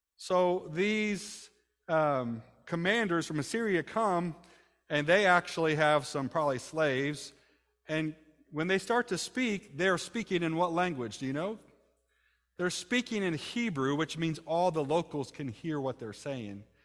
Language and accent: English; United States; I'm from America